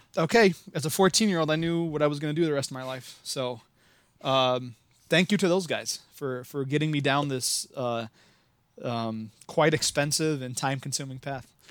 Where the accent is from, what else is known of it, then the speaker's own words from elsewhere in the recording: Midwest, United States; accent: Midwest; if you couldn't tell from my, uh, atrocious accent, I am from the Midwest